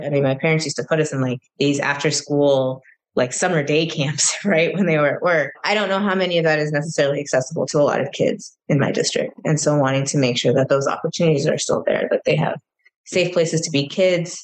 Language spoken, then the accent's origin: English; Minnesota, United States; moved away as an adult; when I then moved back to my home state